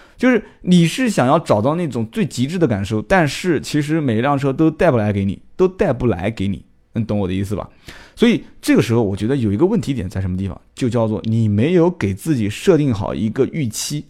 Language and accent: Chinese; Nanjing, Jiangsu, China; accent: Nanjing dialect; 我们南京话讲就是很摆